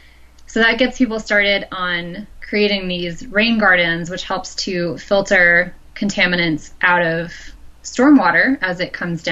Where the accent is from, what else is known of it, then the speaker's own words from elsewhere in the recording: Midwest, United States; like me growing up in the Midwest, everyone lives in a watershed